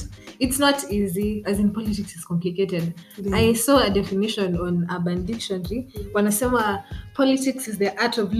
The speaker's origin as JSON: {"language": "English", "town": "Naivasha", "region": "Nakuru County", "country": "Kenya", "tie": "born or raised there", "said": "in my hometown, in Naivasha"}